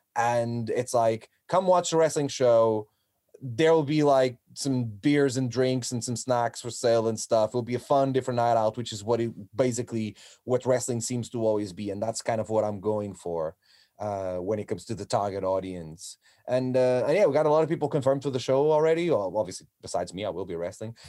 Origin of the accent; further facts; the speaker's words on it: Portugal; moved away as an adult; now in United Kingdom; I'm from Portugal